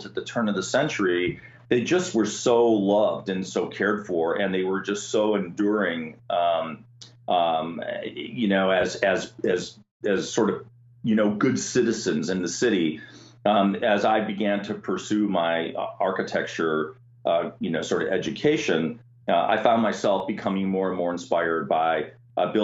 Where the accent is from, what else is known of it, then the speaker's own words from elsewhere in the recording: Milwaukee, Wisconsin, United States; I'm a Midwest kid, so I grew up in Wisconsin, and my hometown is Milwaukee